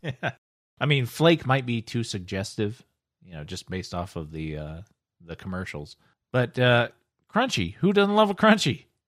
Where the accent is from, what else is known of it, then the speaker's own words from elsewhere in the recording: United States; I'm American